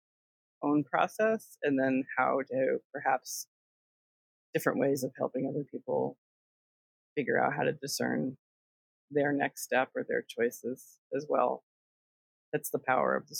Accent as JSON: {"language": "English", "region": "Connecticut", "country": "United States", "tie": "born or raised there", "said": "I grew up in Connecticut"}